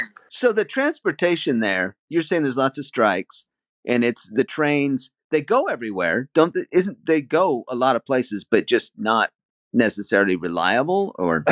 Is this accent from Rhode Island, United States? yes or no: no; Utah, United States; also born or lived in Stuttgart, Germany; now in Germany; I used to live in Utah. That's where I am from originally.